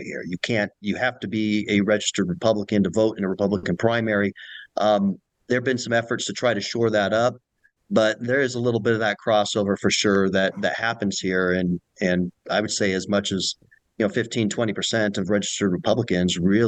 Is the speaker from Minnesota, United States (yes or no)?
no; Utah, United States; I'm actually from Utah. I didn't move here to try to seek this office. I'm from elementary school to graduate school. I say I've attended Utah schools